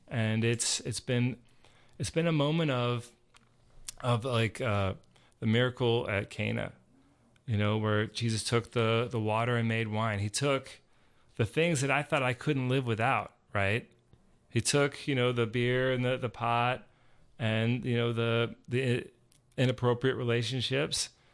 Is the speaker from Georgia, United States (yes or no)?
yes; Georgia, United States; I grew up here in Georgia